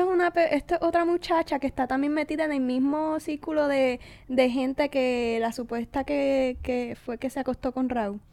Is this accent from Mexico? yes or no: no; Puerto Rico